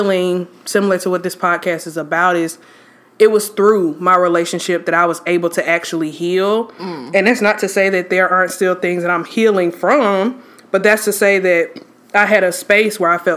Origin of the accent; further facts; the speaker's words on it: Atlanta, Georgia, United States; I am originally from Atlanta.